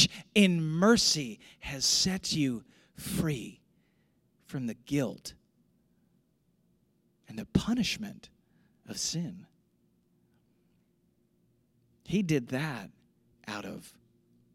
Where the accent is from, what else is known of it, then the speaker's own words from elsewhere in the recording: St. Louis, Missouri, United States; moved away; I grew up in St. Louis